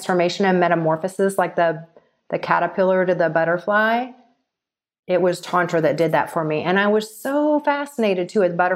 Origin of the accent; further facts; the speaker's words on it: Texas, United States; moved away as an adult; also born or lived in Los Angeles; growing up in Texas and living in the Bible Belt